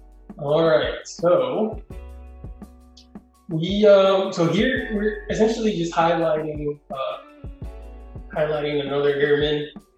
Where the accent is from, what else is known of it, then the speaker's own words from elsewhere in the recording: Puerto Rico; first language Spanish; English is a second language; moved away; also born or lived in San Antonio; I'm from Puerto Rico, right? So I grew up speaking Spanish.